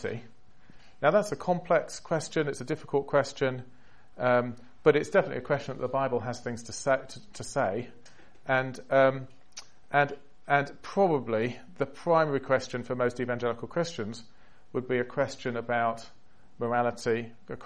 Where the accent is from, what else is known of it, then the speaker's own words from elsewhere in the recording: England, United Kingdom; accent: English; moved away as an adult; now in United States; being a Brit there, because as soon as you have an English accent